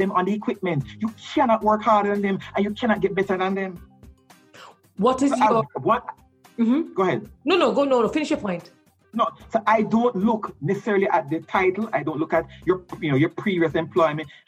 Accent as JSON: {"language": "English", "town": "Allman Town", "region": "Kingston", "country": "Jamaica", "tie": "born or raised there", "said": "against growing up in Allman Town, against a single mother, um, you know, and all the challenges that I went through in life."}